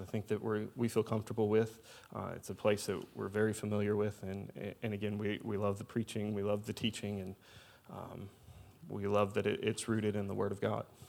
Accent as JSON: {"language": "English", "town": "Louisville", "region": "Kentucky", "country": "United States", "also_born_or_lived": "Indiana", "moved": "as an adult", "lives_now": "Southern Illinois, United States", "said": "I'm originally from Louisville, Kentucky"}